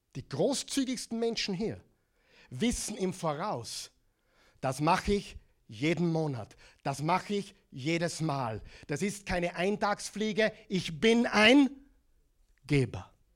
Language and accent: German; Austria; accent: Austrian; moved away as an adult; also born or lived in Oklahoma; In Oklahoma mit meinem äh, Austrian Accent